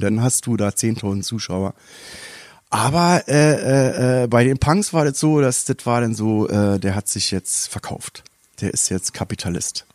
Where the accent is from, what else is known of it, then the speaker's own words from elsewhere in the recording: Berlin, Germany; ich komme aus Neukölln